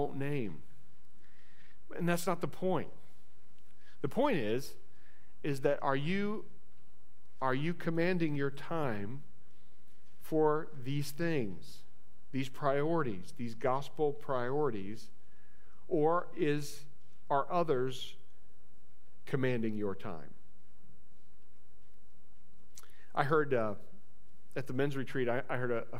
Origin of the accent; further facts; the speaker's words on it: Indiana, United States; moved away as an adult; also born or lived in Central Ohio; now in Ohio, United States; I grew up in Indiana. I grew up on the Illinois side of Indiana.